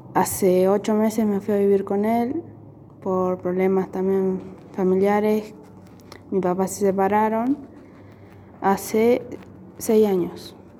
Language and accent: Spanish; Mariano Moreno, Neuquén, Argentina; also born or lived in Zapala; Nací en en Pala, pero viví toda mi vida en Mariano Moreno.